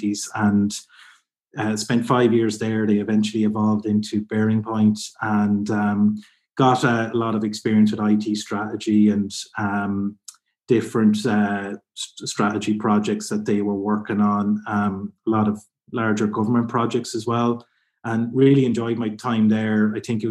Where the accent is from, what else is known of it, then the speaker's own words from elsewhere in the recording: County Kildare, Ireland; also born or lived in Carlow; I'm originally from Kildare in Ireland, which is a bit just south of Dublin